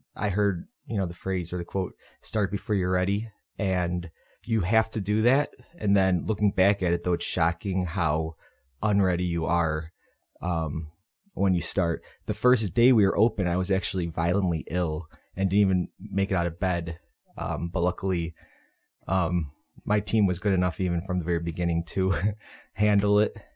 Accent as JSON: {"language": "English", "town": "Berwyn", "region": "Illinois", "country": "United States", "also_born_or_lived": "Andersonville, Chicago", "lives_now": "Chicago, United States", "said": "I'm from Berwyn, southwest suburb"}